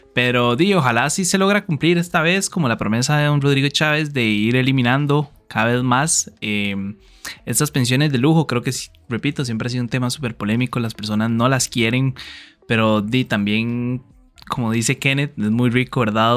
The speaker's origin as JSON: {"language": "Spanish", "country": "Costa Rica", "said": "como muchos ticos"}